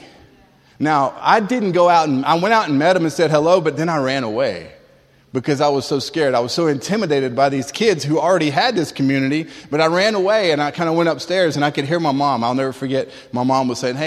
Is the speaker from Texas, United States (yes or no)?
no; Tallahassee, Florida, United States; also born or lived in Springfield, Massachusetts; we moved from Springfield, Mass to Tallahassee, Florida